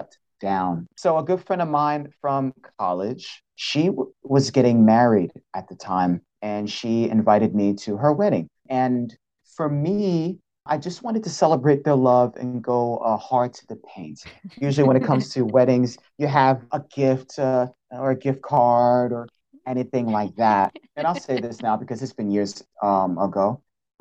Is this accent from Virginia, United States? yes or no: no; East Orange, New Jersey, United States; also born or lived in Brooklyn, New York; moved to East Orange, New Jersey. From there, really had a serious upbringing in Jersey